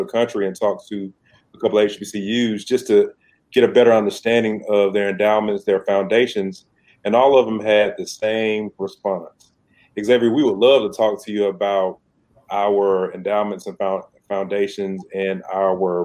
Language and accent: English; Decatur, Georgia, United States; I'm from Decatur, Georgia, which is right outside of Atlanta